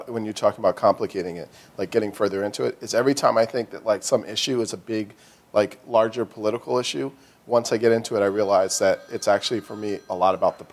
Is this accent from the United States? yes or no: yes; Philadelphia, Pennsylvania, United States; growing up in the Germantown section of Philadelphia